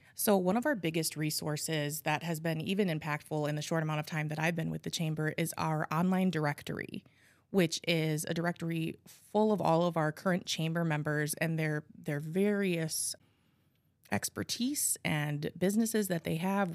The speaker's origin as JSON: {"language": "English", "town": "Appleton", "region": "Wisconsin", "country": "United States", "tie": "born or raised there", "said": "I was born and raised in Appleton. Um, I have lived here my whole life"}